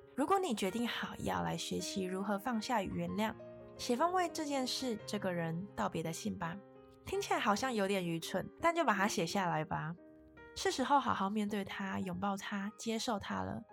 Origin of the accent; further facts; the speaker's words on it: Taiwan; 我们身在台湾非常地幸运